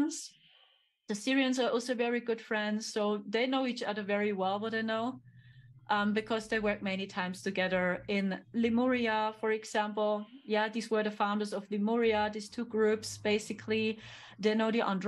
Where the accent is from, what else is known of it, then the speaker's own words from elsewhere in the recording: Germany; English is a second language; I'm here from Germany, right? Yeah, I'm from Germany